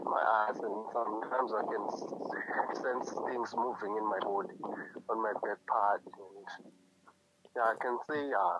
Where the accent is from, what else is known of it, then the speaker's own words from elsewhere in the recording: Mpumalanga, South Africa; moved away as an adult; now in Limpopo, South Africa; I'm from Mpumalanga. I'm just here to study.